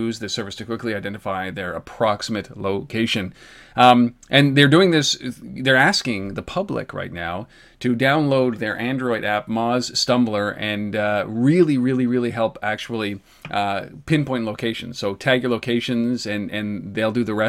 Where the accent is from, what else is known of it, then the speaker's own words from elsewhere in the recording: Canada; I'm Canadian